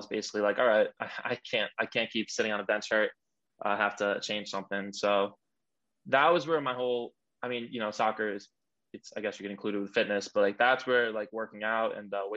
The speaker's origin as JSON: {"language": "English", "area": "Long Island", "region": "New York", "country": "United States", "tie": "born or raised there", "said": "We're actually both from Long Island, and yep. You know, I grew up in like the big soccer culture here"}